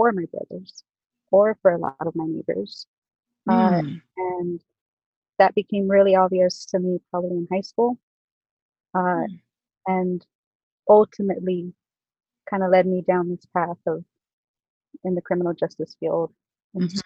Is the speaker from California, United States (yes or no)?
yes; South Gate, California, United States; I was born and raised in Southgate, which is southeast Los Angeles.